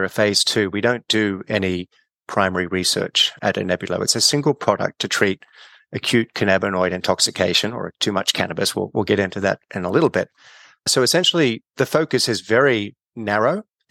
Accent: Australia; moved away as an adult; also born or lived in California; I'm Australian. I started my career back at Sydney University undergrad

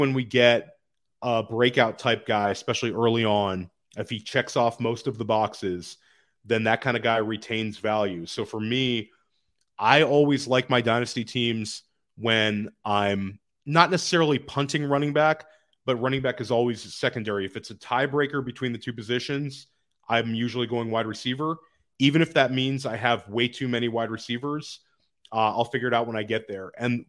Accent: Washington, District of Columbia, United States; Okay, so I'll say that I grew up in Washington, D.C.

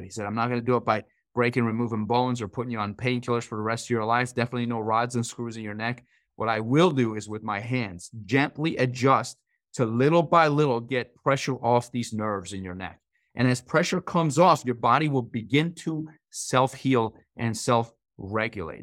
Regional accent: Iran; moved away; I grew up in Iran

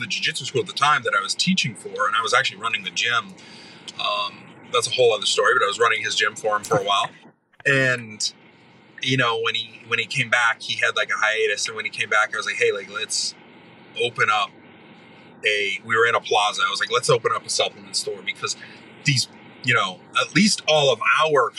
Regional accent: Maine, United States; moved away as an adult; also born or lived in Ohio; I grew up in Maine, but I was in Ohio at the time

